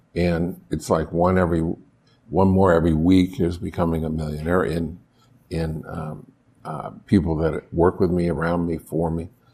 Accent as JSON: {"language": "English", "town": "Buffalo", "region": "New York", "country": "United States", "tie": "born or raised there", "moved": "yes", "said": "I grew up in Buffalo, I knew the Canadian tax system"}